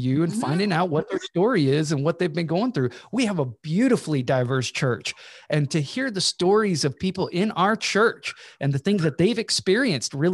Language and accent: English; Georgia, United States; I'm from Georgia